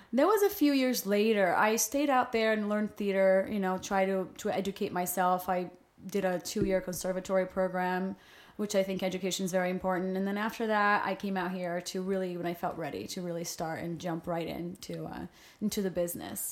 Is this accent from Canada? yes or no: no; Rio de Janeiro, Brazil; English is a second language; moved away as an adult; also born or lived in New York; now in Los Angeles, United States; I was born and raised in Brazil